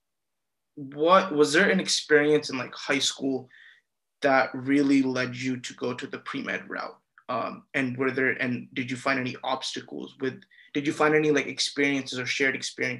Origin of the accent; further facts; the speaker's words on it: Bay Area, California, United States; I'm from the Bay Area, so there's, like, a lot of brown kids